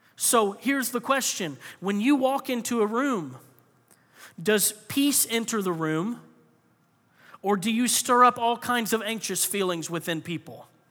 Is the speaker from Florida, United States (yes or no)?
yes; Florida, United States; I grew up in Florida